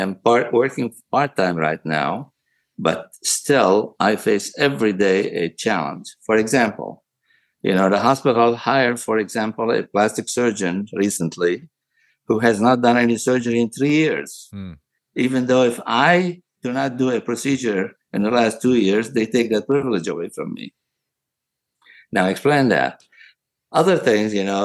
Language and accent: English; Aleppo, Aleppo Governorate, Syria; moved away as an adult; also born or lived in Damascus, Syria / Tennessee, United States / St. Louis, United States; now in United States; I was born in Aleppo, Syria, of all places. I went to medical school in Damascus University, came to the United States in 1973 after graduating.